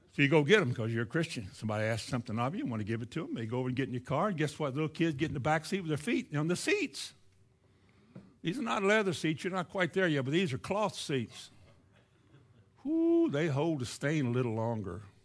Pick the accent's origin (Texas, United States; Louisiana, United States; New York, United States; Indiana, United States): Indiana, United States; moved away; also born or lived in Shelbyville / Florida; I grew up in Indiana